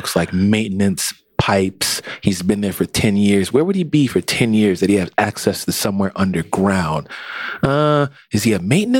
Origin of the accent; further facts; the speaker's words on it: Philadelphia, Pennsylvania, United States; being a Philadelphian, you've been all over Philadelphia.